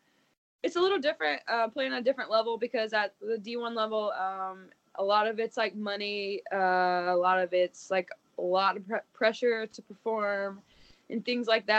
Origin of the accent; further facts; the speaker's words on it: Kentucky, United States; I'm from Kentucky